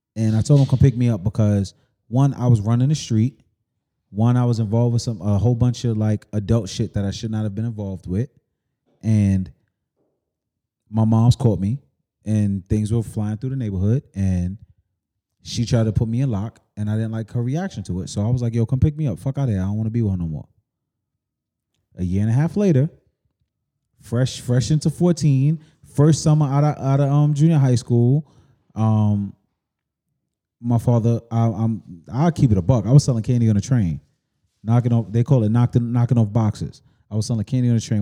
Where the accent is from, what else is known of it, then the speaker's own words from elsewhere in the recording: United States; also born or lived in East Elmhurst; a young nigga growing up on Washington Ave